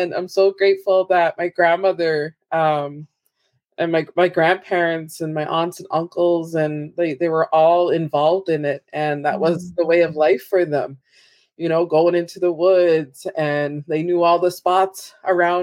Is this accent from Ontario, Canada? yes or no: no; Abegweit First Nation, Prince Edward Island, Canada; I'm from Ebeguet First Nation.